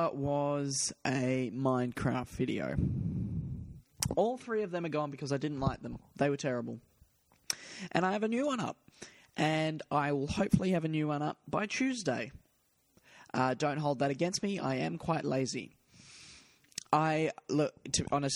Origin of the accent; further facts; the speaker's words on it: Perth, Western Australia, Australia; Perth, my hometown